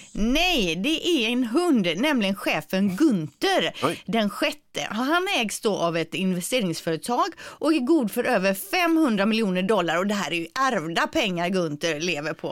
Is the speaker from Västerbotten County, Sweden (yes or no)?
no; Gothenburg, Västra Götaland, Sweden; accent: göteborgska; min göteborgska